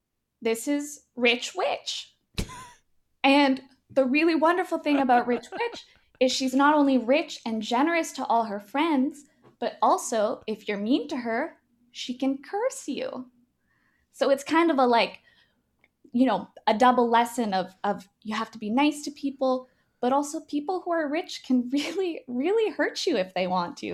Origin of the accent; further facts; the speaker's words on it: Chicago, Illinois, United States; when I was growing up in Chicago, what I hated was that all the other kids picked on me for being so rich.